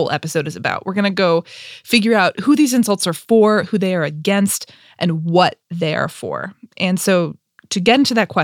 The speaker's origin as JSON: {"language": "English", "region": "Maryland", "country": "United States", "tie": "born or raised there", "said": "I grew up in Maryland"}